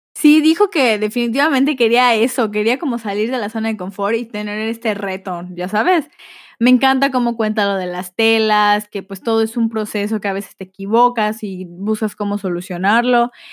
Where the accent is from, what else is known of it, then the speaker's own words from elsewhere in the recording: Yucatán, Mexico; accent: aporreado (Yucatecan); Mi acento aporreado